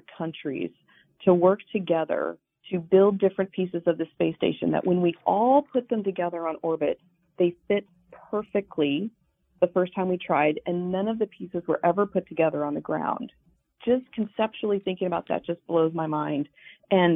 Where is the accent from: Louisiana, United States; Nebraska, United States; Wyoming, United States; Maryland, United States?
Wyoming, United States; I grew up in Wyoming